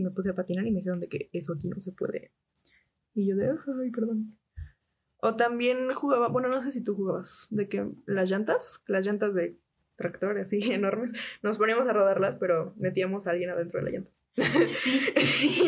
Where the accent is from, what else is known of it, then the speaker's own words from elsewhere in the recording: Puebla, Mexico; estábamos en fraccionamiento no era como que el fraccionamiento más seguro de todo Puebla